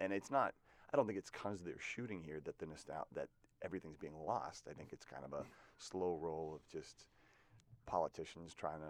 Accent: Massachusetts, United States; Boston's a great city, and it's home to me. Mm-hmm. I grew up on the South Shore

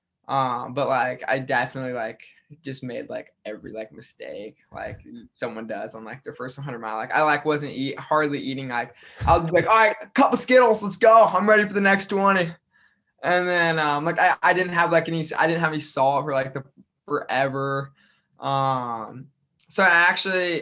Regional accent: Grand Island, Nebraska, United States; moved away as an adult; now in Iowa, United States; my hometown, Grand Island.

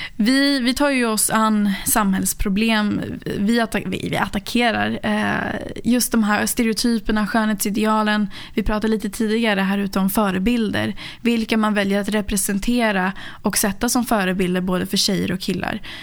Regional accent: Sollentuna, Stockholm County, Sweden; jag är uppväxt i Sverige, eh, i Sollentuna

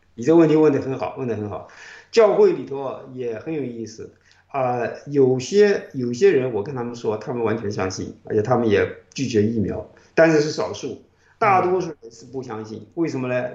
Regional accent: China; moved away as an adult; now in United States; 这一代人， 我们在国内等于是听美国之音长大的

